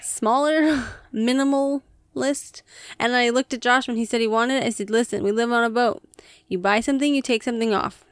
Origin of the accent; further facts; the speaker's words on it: United States; we are American